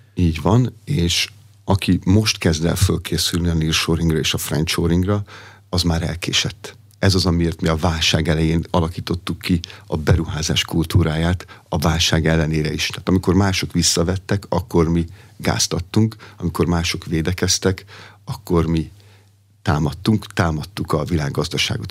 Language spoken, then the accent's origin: Hungarian; Pomáz, Pest, Hungary; Pomázon, ahol felnőttem